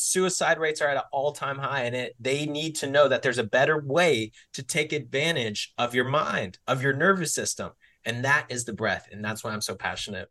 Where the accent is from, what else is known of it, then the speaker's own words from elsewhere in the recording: Mansfield, Texas, United States; I was born and raised in Texas, to be specific, Mansfield, Texas